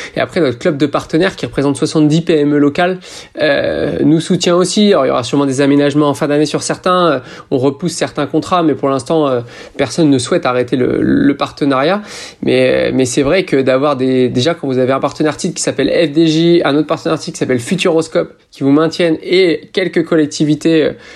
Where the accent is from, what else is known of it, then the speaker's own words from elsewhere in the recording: France; je suis français